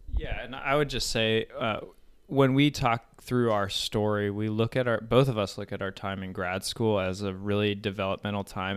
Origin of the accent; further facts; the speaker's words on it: Colorado, United States; moved away as an adult; also born or lived in Hawaii; I grew up in Colorado